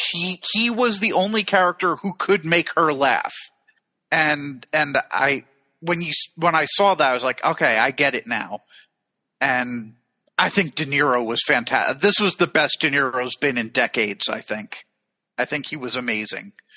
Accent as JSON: {"language": "English", "country": "United States", "said": "from America"}